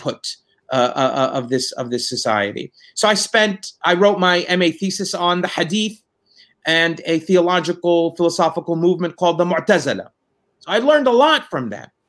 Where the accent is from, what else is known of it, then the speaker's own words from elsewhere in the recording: Palestine; moved away as an adult; now in United States; I was born in the United States, but when I was 6.5 years old, I returned back to Palestine. And I grew up in Palestine